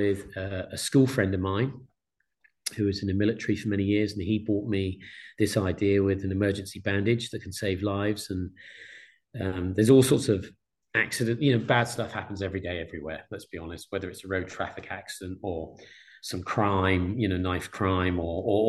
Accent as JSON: {"language": "English", "town": "Exeter", "region": "South West England", "country": "United Kingdom", "tie": "born or raised there", "said": "a town called Exeter, my hometown"}